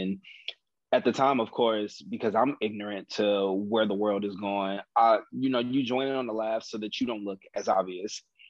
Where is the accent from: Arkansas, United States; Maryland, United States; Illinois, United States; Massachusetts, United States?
Illinois, United States; Chicago